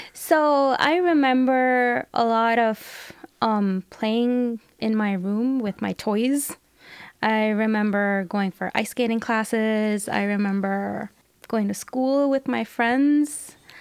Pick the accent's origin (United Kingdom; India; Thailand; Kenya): India; New Delhi, Delhi; moved away; also born or lived in Hong Kong / Australia; I was born in New Delhi, in India